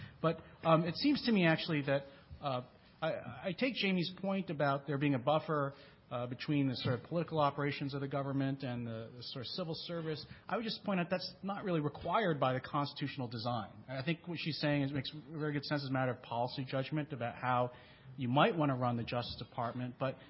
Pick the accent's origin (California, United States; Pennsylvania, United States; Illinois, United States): Pennsylvania, United States; Philadelphia; I grew up in Philadelphia.